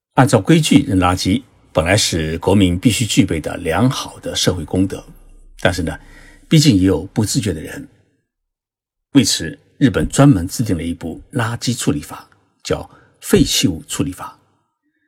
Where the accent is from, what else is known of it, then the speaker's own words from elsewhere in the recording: China; now in Japan; 像我们中国人比较喜欢吃的，呃，豆腐乳